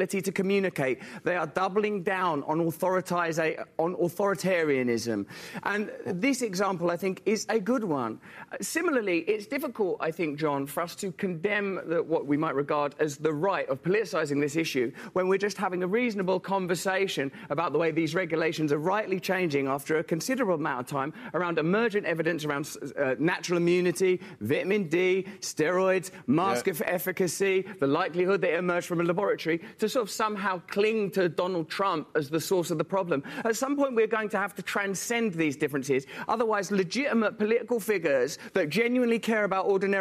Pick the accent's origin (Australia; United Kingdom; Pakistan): United Kingdom; England; I'm English